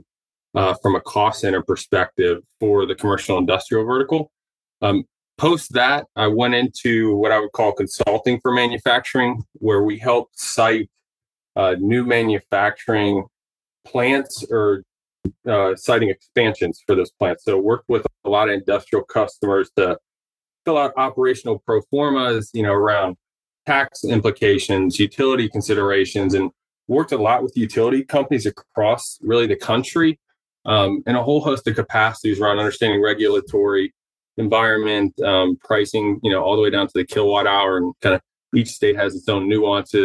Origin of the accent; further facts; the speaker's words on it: Dayton, Ohio, United States; I grew up in the Midwest, originally from Ohio, kind of southern Ohio, Dayton